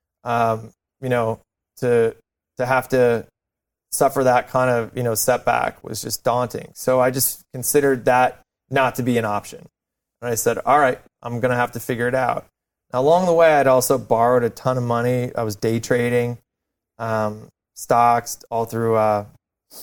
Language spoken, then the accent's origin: English; near Buffalo, New York, United States; I grew up near Buffalo, New York, kind of similar to Ohio, same kind of climate